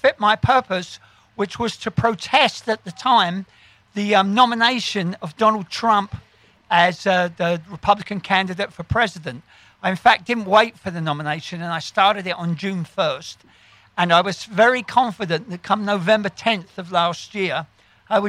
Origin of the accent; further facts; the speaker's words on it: London, United Kingdom; moved away as an adult; now in New York, United States; I grew up in East London